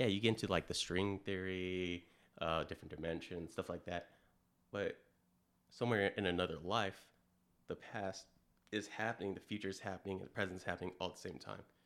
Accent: California, United States; moved away; originally I'm from California, moved here in two thousand six

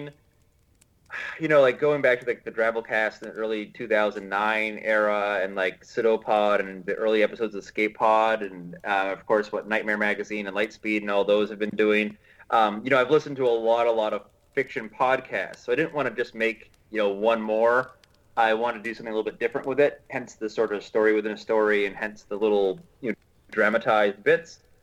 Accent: United States; as an American

